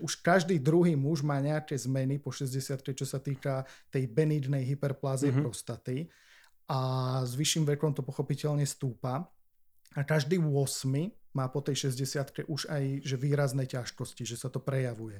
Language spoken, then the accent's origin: Slovak; Martin, Žilina Region, Slovakia; also born or lived in Olomouc, Czech Republic; som z Martina, uh-huh. tak e, nechcel som proste študovať e, doma v Martine.